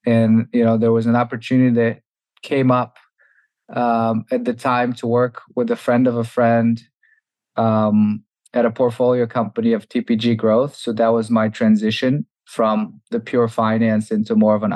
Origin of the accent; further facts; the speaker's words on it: Bulgaria; moved away as an adult; also born or lived in Massachusetts, United States / New York, United States; Originally, I'm from Bulgaria. I grew up there and came to the US for university